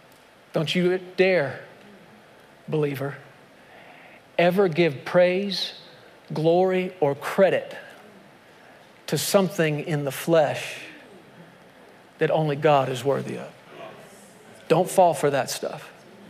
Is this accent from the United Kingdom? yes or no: no; United States; my identity as an American